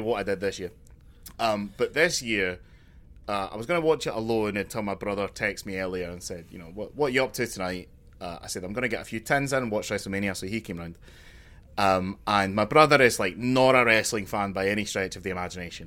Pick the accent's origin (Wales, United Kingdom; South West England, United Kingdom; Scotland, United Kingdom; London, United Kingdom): Scotland, United Kingdom; Glasgow; I'm from Glasgow